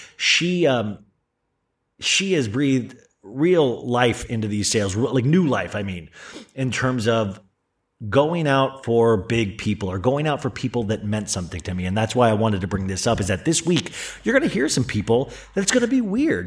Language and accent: English; Tempe, Arizona, United States; moved away; a band I grew up with in Tempe, Arizona